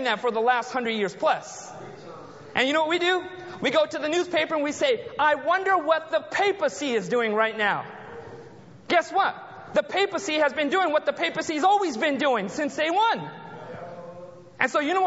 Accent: Anaheim, California, United States; I was born and raised in the United States. Born in Southern California, the city of Anaheim, close to Disneyland

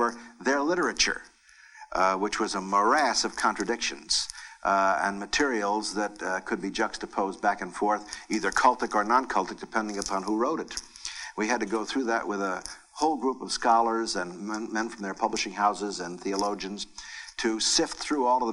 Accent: Mountain View, California, United States; I grew up in Mountain View, California

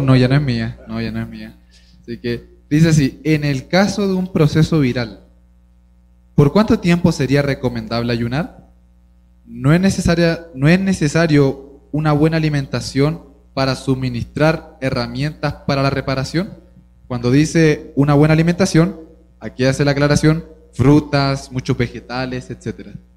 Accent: Chile; also born or lived in Venezuela; en Chile yo de chiquito fui criado de que me tenían que ver gordo

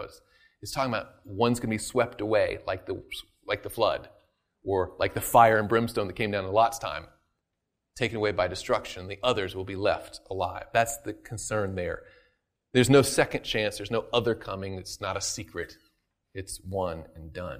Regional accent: the South, United States; I'm from the South.

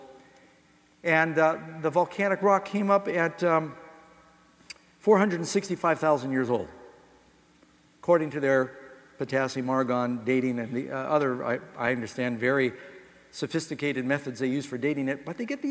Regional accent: New York City, New York, United States; moved away; also born or lived in Los Angeles / Boston / Miami; I grew up in New York City.

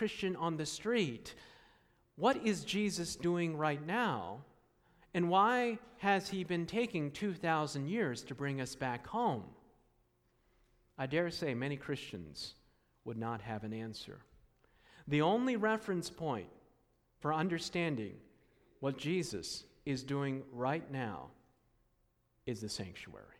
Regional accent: Takoma Park, Maryland, United States; I was born in Tacoma Park, Maryland, at Washington Adventist Hospital.

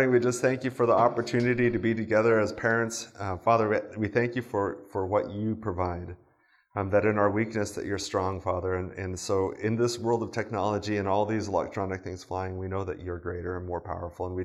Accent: Japan; I grew up in Japan.

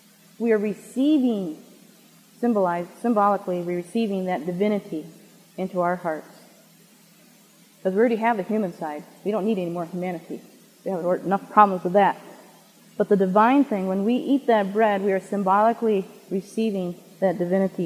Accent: Michigan, United States; Michigan, where we are

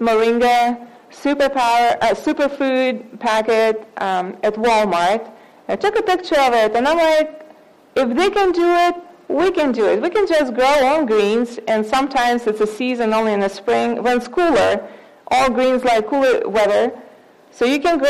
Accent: Russia; now in United States; I'm from Russia, so we used to eat beets all the time

